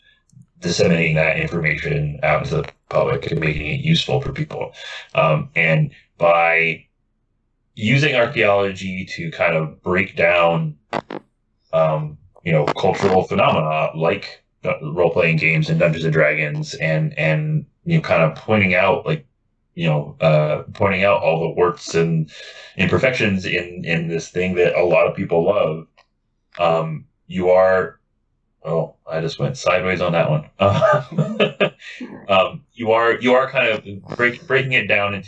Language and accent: English; United States; I'm American